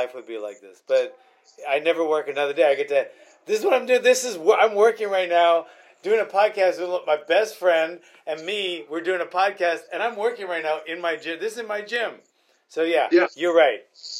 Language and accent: English; Honolulu, Hawaii, United States; I grew up in Honolulu, Hawaii.